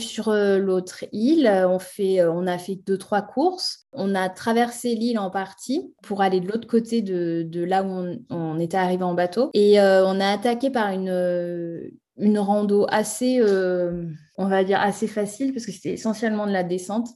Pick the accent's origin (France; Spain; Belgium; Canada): France; chez nous en France